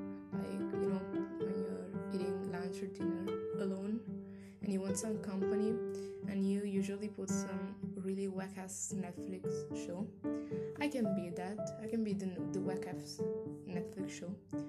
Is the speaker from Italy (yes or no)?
yes; Italy; I'm a person from Italy. I'm 20 years old.